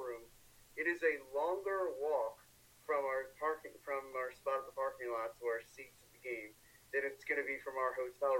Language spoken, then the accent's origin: English; Philadelphia, Pennsylvania, United States; oh, yeah, I'm from Philly. I'm a big Philly sports fan.